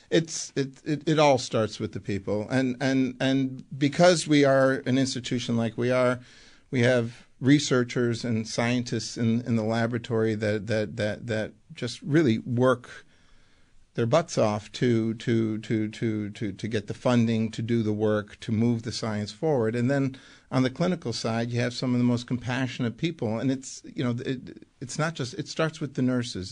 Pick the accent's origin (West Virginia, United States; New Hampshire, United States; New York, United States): New York, United States; Buffalo; also born or lived in Amsterdam, Netherlands; Grew up in Buffalo, proud Buffalonian